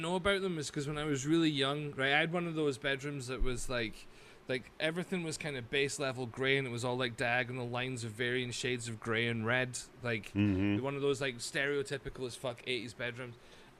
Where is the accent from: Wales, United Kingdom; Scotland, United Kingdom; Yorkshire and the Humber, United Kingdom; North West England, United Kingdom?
Scotland, United Kingdom; Highlands of; I grew up in the Highlands of Scotland, man.